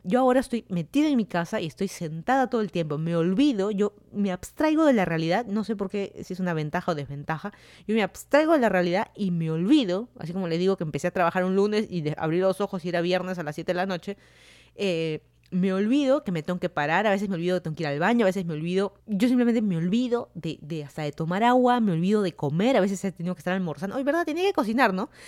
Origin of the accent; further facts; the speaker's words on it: Lima, Peru; moved away as an adult; also born or lived in Virginia, United States; now in Fairfax County, Virginia, United States; yo soy de Lima, Perú. Me mudé a Estados Unidos hace más de tres años